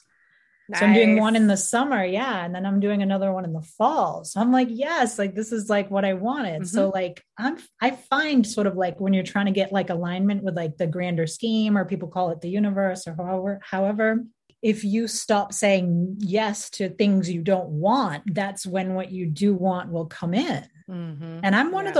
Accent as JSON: {"language": "English", "town": "Boston", "region": "Massachusetts", "country": "United States", "said": "I'm from Greater Boston, Northeast, baby"}